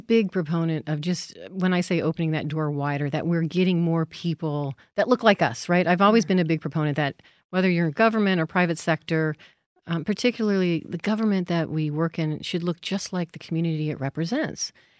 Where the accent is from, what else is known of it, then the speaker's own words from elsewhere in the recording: Las Vegas, Nevada, United States; I was born and raised in Las Vegas.